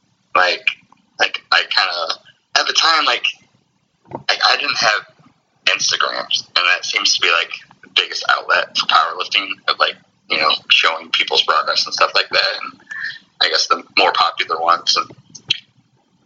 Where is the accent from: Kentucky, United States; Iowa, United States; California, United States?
Iowa, United States; I'm from Iowa